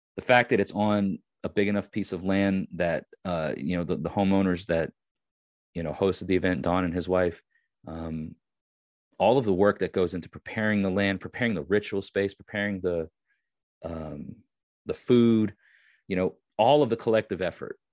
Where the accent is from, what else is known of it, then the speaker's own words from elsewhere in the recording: Long Island, New York, United States; I am from Long Island